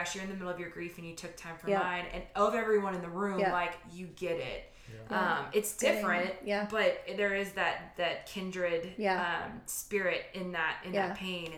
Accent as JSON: {"language": "English", "region": "Louisiana", "country": "United States", "moved": "yes", "lives_now": "Texas, United States", "said": "we're from Louisiana, we live in Texas."}